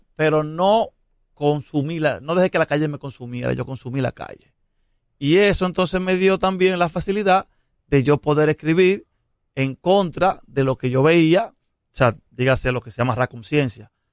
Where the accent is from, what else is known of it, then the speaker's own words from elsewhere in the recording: Dominican Republic; lo que yo soy, un dominicano caribeño